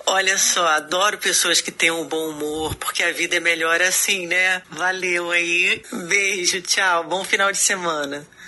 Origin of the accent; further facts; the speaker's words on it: Bahia, Brazil; moved away; Eu sou da Bahia